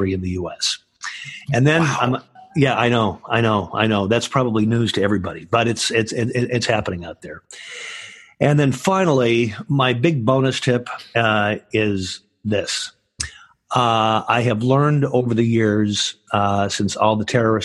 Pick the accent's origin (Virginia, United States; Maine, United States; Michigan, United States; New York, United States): Michigan, United States; now in California, United States; that's where I'm originally from